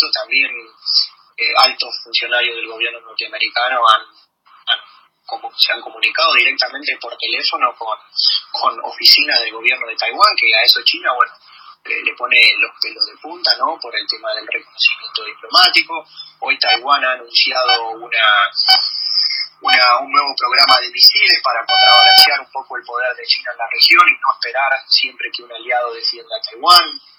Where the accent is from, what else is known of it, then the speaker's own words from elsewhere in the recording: Argentina; Como, como, argentinos